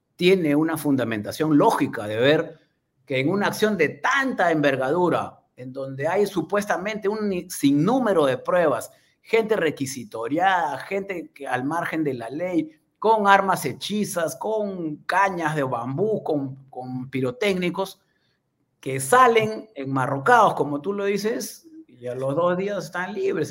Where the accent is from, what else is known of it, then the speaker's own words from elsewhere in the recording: Peru; nuestra realidad como peruanos